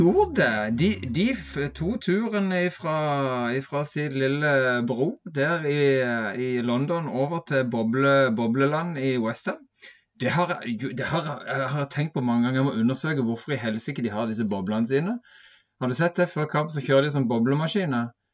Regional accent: Sørlandet, Southern Norway, Norway; jeg er jo fra Sørlandet

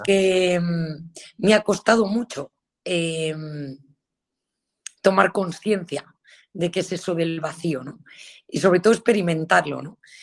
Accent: Galicia, Spain; soy gallega

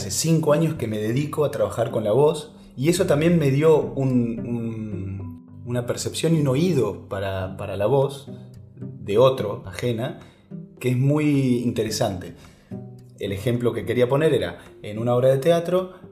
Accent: Salta, Argentina; now in Buenos Aires, Argentina; yo soy de Salta, vine para acá, para Buenos Aires

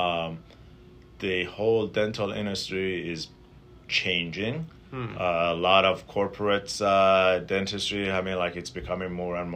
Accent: Tehran, Tehran Province, Iran; moved away as an adult; now in Milwaukee, United States; I grew up in Tehran, which is a big city

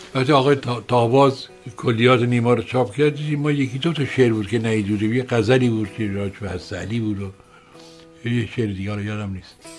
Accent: Rasht, Gilan, Iran; now in Tehran, Iran; من در شهری بزرگ شدم که شهر روشنفکری سیاسی بود

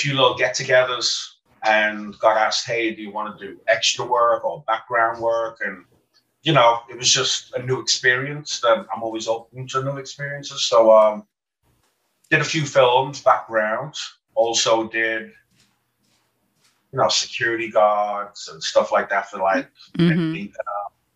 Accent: Liverpool, North West England, United Kingdom; moved away as an adult; now in United States; I'm from Liverpool, England, home of the …

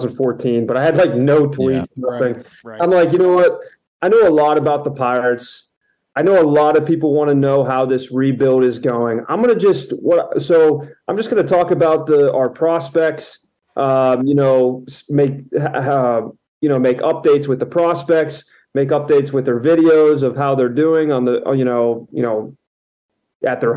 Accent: Florida, United States; moved away; I'm originally from Florida, I was born there

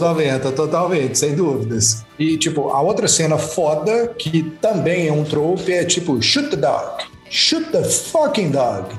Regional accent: Brazil; nossa como brasileiros

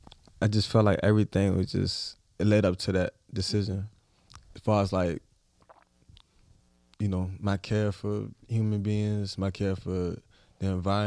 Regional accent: Richmond, Virginia, United States; I'm from Richmond, Virginia.

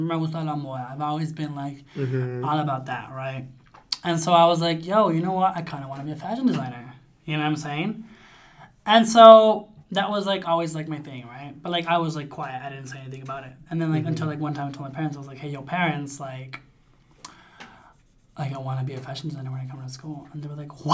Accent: United States; also born or lived in Sonora, Mexico; I grew up here, lived here all of my life.

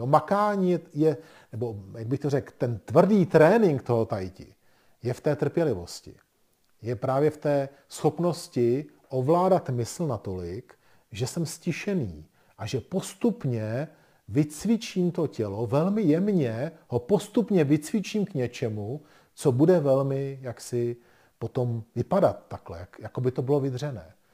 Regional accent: Bohemia, Czechia; my jsme se narodili v Čechách

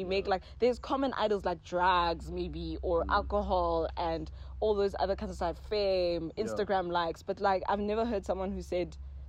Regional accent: Pretoria, Gauteng, South Africa; I'm from Pretoria, ne?

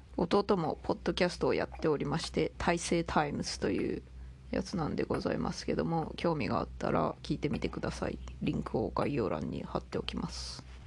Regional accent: Toyama, Japan; moved away as an adult; まず私生まれは富山県 育ちも富山県まあ18歳までは富山県

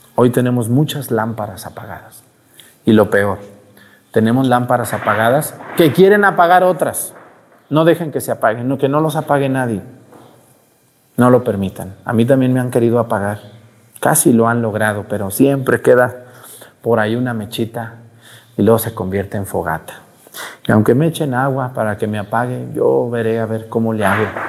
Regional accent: Mexico

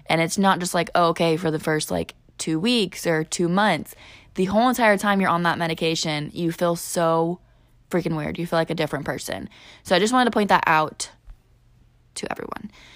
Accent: southern Illinois, United States; we are from Illinois, the more southern part

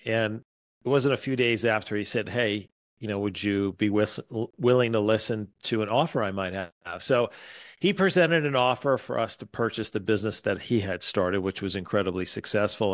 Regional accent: East Coast, United States; moved away as an adult; also born or lived in Atlanta; now in Wisconsin, United States; I was born and raised on the East Coast

